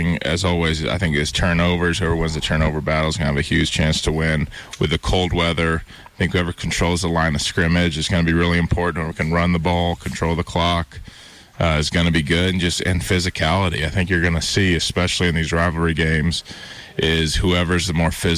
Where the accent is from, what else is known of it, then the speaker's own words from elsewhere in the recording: Bozeman, Montana, United States; also born or lived in Missoula, Montana; growing up in Bozeman, playing in Missoula